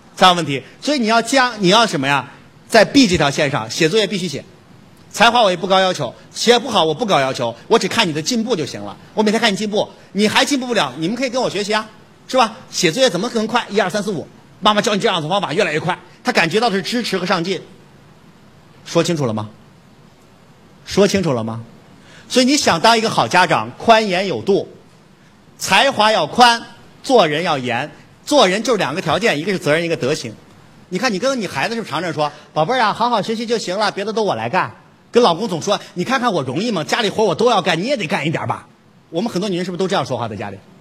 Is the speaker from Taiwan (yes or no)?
no; China; 我们中国人